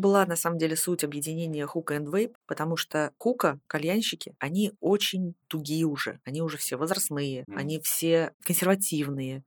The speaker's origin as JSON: {"language": "Russian", "region": "Saint Petersburg", "country": "Russia", "said": "я, в принципе, из Питера. Mm-hmm. Я все образование здесь получала"}